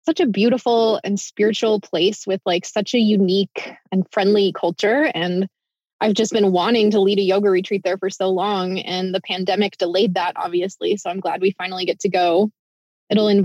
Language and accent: English; Midwest, United States; moved away; also born or lived in Iowa / Ohio; So I grew up in the Midwest, in Iowa and Ohio mostly